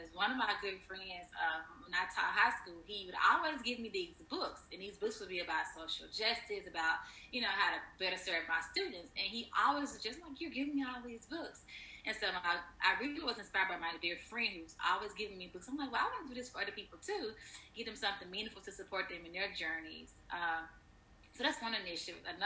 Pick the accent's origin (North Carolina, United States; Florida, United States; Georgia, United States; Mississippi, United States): Mississippi, United States; Fayette; we're from the same hometown, Fayette, Mississippi